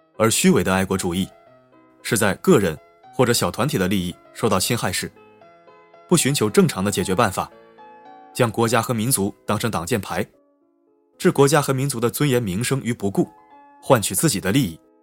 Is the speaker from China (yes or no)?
yes; China; 我们是中国人